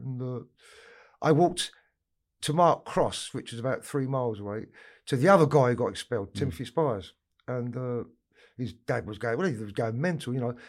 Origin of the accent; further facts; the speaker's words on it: London, United Kingdom; I grew up in Camden Town